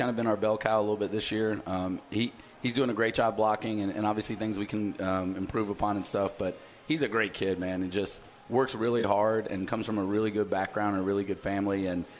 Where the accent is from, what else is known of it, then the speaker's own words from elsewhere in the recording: Texas, United States; it's a great experience for all players growing up in Texas to get to play in stadiums like that and experiences.